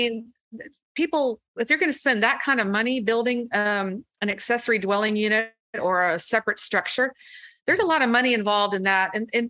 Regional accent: Austin, Texas, United States; I also really, really love Austin. It's my hometown. It's the only place I've ever lived.

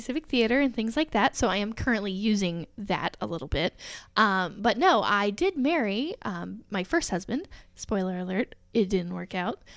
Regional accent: Alexandria, Indiana, United States; moved away as an adult; also born or lived in Reynoldsburg, Ohio / Dallas, Texas; So I grew up in Alexandria, Indiana, teeny tiny little town.

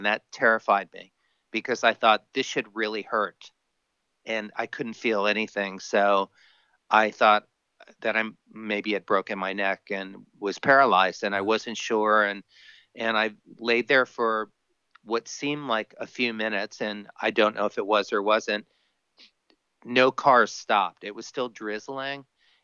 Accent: Miami, Florida, United States; now in California, United States; I grew up on a bicycle, growing up in Miami

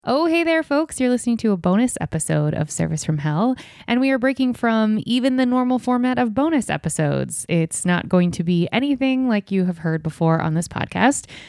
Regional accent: Ohio, United States; my small town where I grew up in Ohio

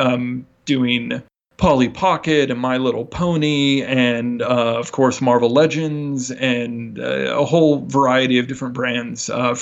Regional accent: near San Francisco, California, United States; moved away as an adult; also born or lived in New Jersey; I grew up kind of near San Francisco

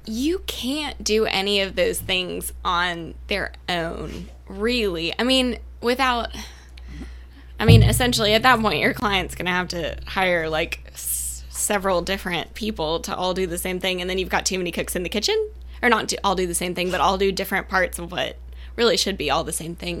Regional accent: Savannah, Georgia, United States; also born or lived in Edinburgh, Scotland / Norfolk, Virginia; I am born and raised in Savannah

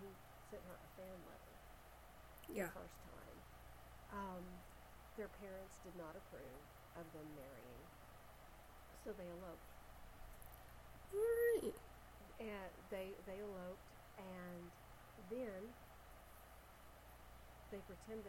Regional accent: United States; I'm from America

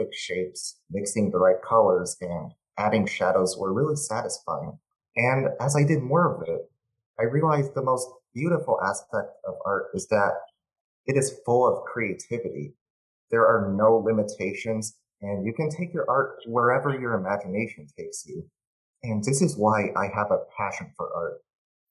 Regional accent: Arizona, United States; I'm from Arizona, I wanted to use elements that represent my state.

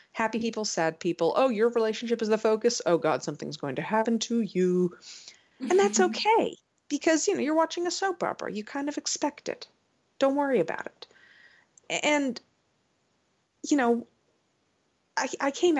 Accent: United States; I'm an American

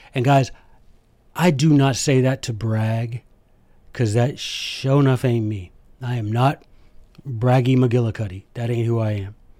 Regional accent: United States; I am an American

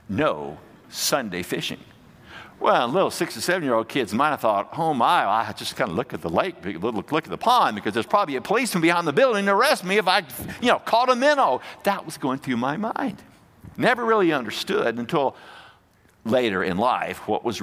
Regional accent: Fairfield, Alabama, United States; we were growing up in Alabama, and the church we went to was Fairfield Highlands Baptist Church

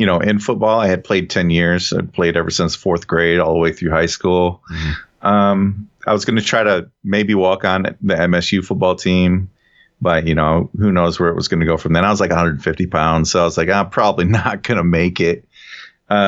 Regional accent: Eaton Rapids, Michigan, United States; moved away as an adult; also born or lived in California; now in Austin, United States; I grew up in Eaton Rapids.

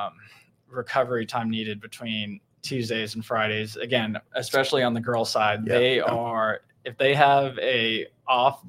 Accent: Aledo, Texas, United States; I got to move closer to home because I'm from Aledo

